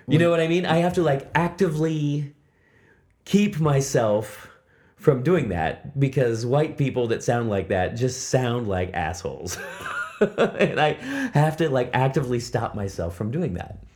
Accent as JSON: {"language": "English", "town": "Indianapolis", "region": "Indiana", "country": "United States", "tie": "born or raised there", "also_born_or_lived": "Seattle area", "moved": "as an adult", "lives_now": "Japan", "said": "I grew up in Indiana, in Indianapolis"}